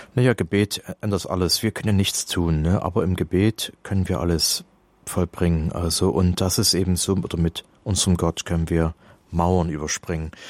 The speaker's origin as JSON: {"language": "German", "region": "East Germany", "country": "Germany", "said": "Also ich komme ja aus der DDR, wir waren damals drei Prozent Katholiken"}